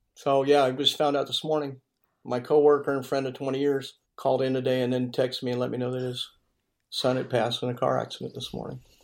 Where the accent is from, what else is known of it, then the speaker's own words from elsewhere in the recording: Modesto, California, United States; Modesto, California.